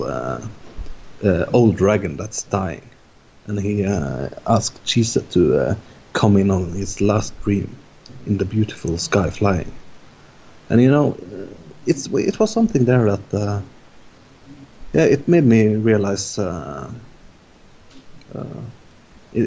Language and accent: English; Norway; English is a second language; we're not from an English-speaking country or the main language isn't English. We're from Norway